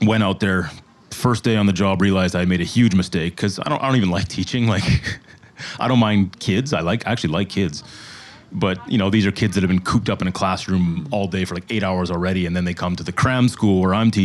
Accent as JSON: {"language": "English", "town": "Saskatoon", "region": "Saskatchewan", "country": "Canada", "tie": "born or raised there", "also_born_or_lived": "Halifax, Nova Scotia", "moved": "as an adult", "lives_now": "Taipei, Taiwan", "said": "my hometown, Saskatoon, Saskatchewan"}